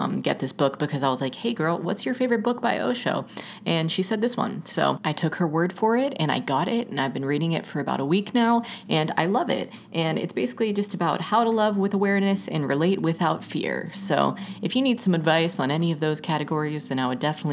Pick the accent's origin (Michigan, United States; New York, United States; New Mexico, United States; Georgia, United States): Georgia, United States; moved away; I'm literally originally from Georgia, so from the South